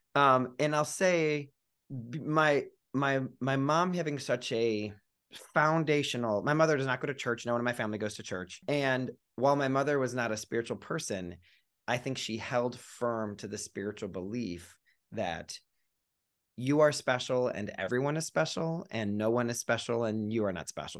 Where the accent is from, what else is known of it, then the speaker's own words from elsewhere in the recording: Cleveland, Ohio, United States; I grew up in Cleveland, Ohio